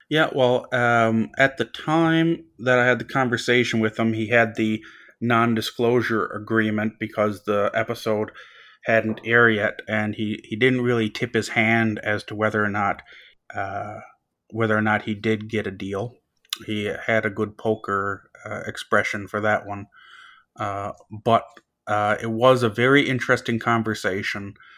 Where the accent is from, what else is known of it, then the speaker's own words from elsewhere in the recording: North West River, Newfoundland and Labrador, Canada; now in Dartmouth, Canada; I'm from a very small town called Northwest River in Labrador, a population of five hundred and fifty people.